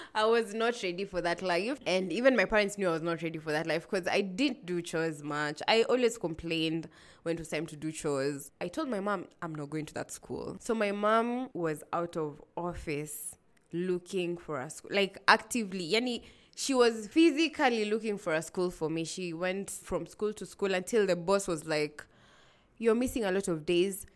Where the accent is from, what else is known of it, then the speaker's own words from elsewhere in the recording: Nairobi, Kenya; also born or lived in Kilifi County; I grew up in Nairobi